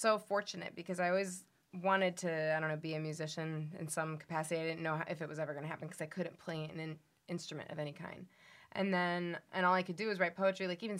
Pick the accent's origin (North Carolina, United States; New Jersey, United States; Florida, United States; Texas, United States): Florida, United States; Miami; also born or lived in Cleveland; I did, like, high school and college in Miami, so you could say I'm from any of those places. Mm-hmm. Even I was born in Cleveland.